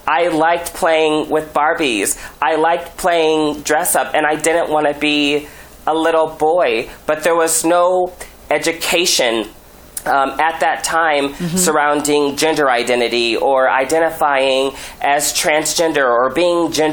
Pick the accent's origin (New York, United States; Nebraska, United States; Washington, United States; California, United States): Nebraska, United States; Omaha; Being genderqueer, especially growing up in Nebraska, growing up in a rural environment